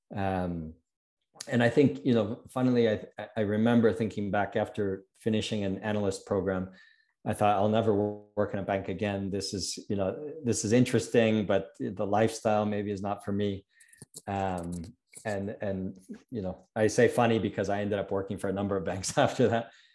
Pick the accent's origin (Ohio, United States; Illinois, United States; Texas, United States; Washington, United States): Ohio, United States; moved away as an adult; also born or lived in New York / New England; now in Mexico City, Mexico; I'm American, uh, born in New York, raised in Ohio